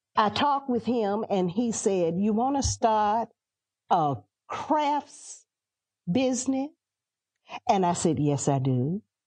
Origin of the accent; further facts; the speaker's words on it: Atlanta, Georgia, United States; also born or lived in Athens, Georgia / Washington, D.C.; now in South Carolina, United States; I'm a city girl. I grew up in Atlanta and Athens and Washington, D C